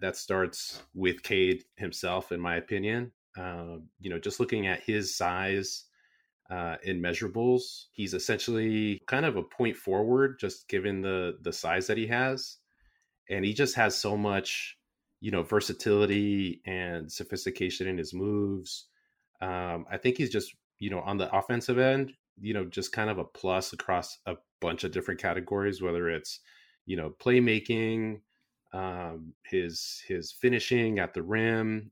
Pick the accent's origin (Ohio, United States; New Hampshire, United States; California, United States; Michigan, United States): California, United States; San Jose; born and raised in San Jose